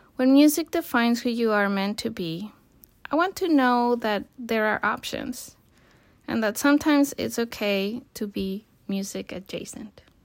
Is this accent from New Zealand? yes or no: no; Colima, Mexico; moved away as an adult; also born or lived in United States; I was born and raised in Colima, Mexico